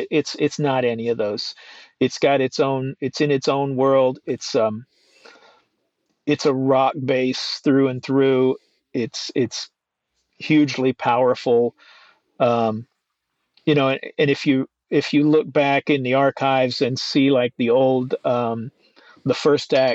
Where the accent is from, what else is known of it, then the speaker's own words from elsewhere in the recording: Nashville, Tennessee, United States; also born or lived in Boston; Growing up around Nashville